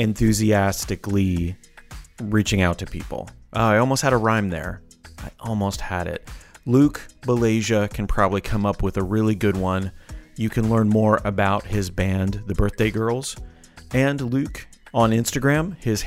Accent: Canada; I'm Canadian.

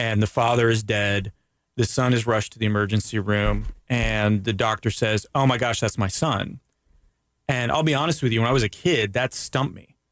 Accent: Daytona Beach, Florida, United States; also born or lived in Canada; growing up in Daytona Beach

